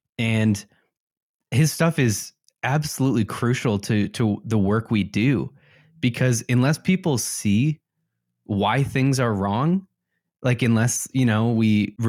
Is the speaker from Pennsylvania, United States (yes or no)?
no; Elmhurst, Illinois, United States; growing up in Chicagoland, West Chicago suburbs, they all have a different feeling. You can go to an Elmhurst where I grew up